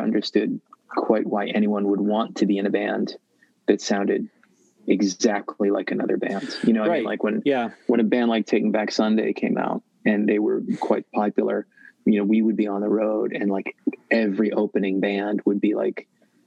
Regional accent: Worcester, Massachusetts, United States; moved away; I'm from Worcester, Massachusetts originally

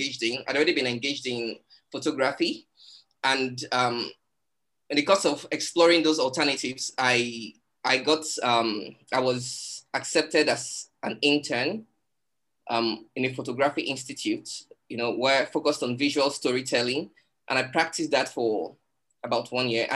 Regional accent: Nigeria; I'm a Nigerian. And I live in Lagos, Nigeria

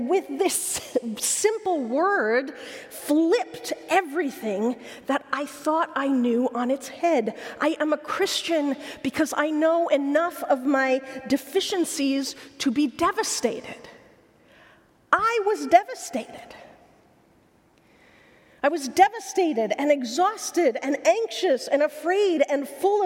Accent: Logan, Utah, United States; Logan, Utah, my hometown

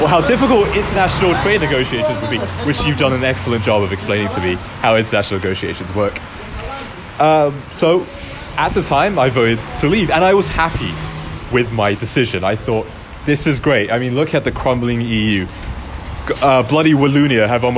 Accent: London, United Kingdom; my hometown of Barking Dagenham

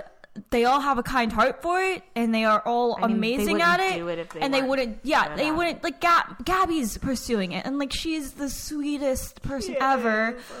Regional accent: Philippines; I'm a nurse. I'm Filipino.

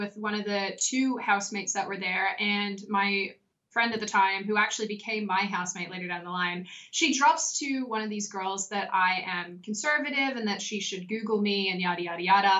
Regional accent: Australia; accent: Australian; now in United States; Apparently it becomes stronger when I'm talking to other Australians

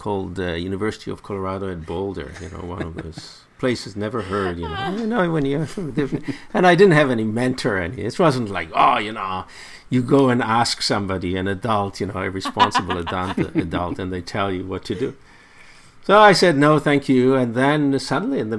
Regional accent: Haifa, Haifa District, Israel; I grew up in Haifa

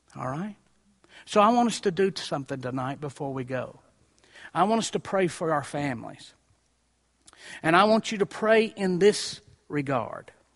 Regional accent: Columbia, Tennessee, United States; I was raised in Columbia, Tennessee

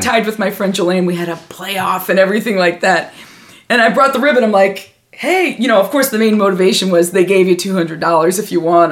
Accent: Indiana, United States; also born or lived in Philadelphia; I am from Indiana

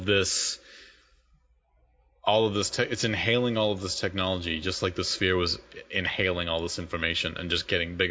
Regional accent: Boston, Massachusetts, United States; accent: Boston; my Boston accent

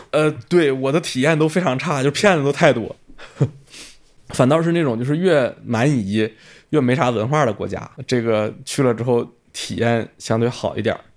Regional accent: China; moved away as an adult; also born or lived in Africa; 首先我是一个中国人，我这辈子不太可能移民

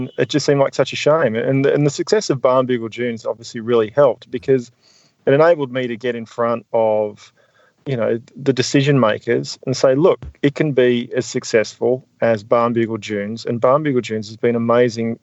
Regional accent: Tasmania, Australia; growing up in Tassie

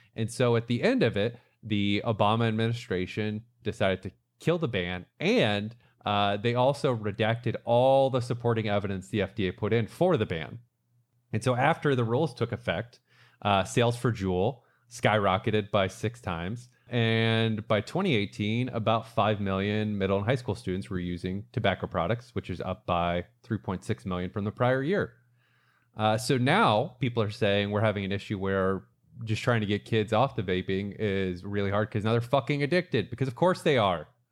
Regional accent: Brandon, Florida, United States; moved away; Brandon which is my hometown, which is a suburb of Tampa. That's actually, so that's where I grew up.

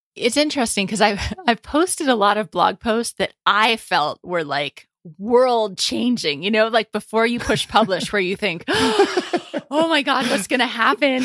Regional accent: United States; moved away as an adult; also born or lived in Paris, France / England; I'm an American in Paris

